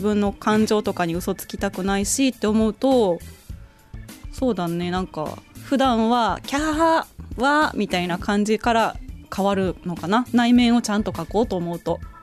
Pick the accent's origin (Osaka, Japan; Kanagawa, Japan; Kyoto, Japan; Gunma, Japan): Osaka, Japan; Fujiidera; now in Tokyo, Japan; 今すごい町おこしをしてるうちの地元